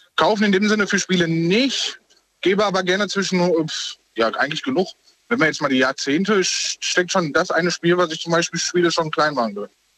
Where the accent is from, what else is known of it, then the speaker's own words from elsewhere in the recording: North Rhine-Westphalia, Germany; moved away as an adult; also born or lived in Bavaria; aus Bayern wieder nach äh, NRW. Mhm. Ähm, zu meiner Heimat